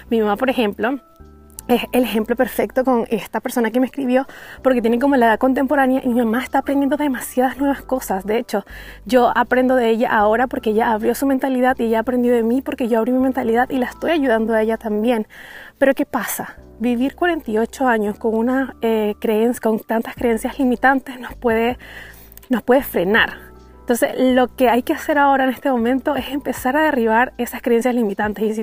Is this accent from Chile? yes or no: yes; Antofagasta, Chile; Yo soy de Chile y más específico de Antofagasta.